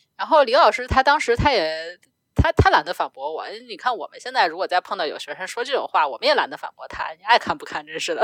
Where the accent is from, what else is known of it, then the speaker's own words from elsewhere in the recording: China; first language Chinese; 我，一个中国人